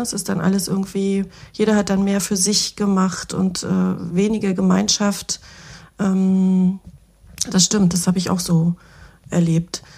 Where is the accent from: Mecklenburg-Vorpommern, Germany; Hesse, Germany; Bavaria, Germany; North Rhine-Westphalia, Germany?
Mecklenburg-Vorpommern, Germany; Schwerin; Jahrgang 80, die Journalistin, geboren in Schwerin, Mecklenburg